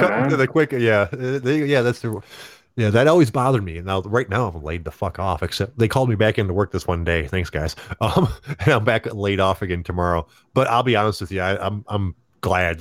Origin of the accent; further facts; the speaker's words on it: Rochester Hills, Michigan, United States; now in Auburn Hills, United States; I grew up in Rochester Hills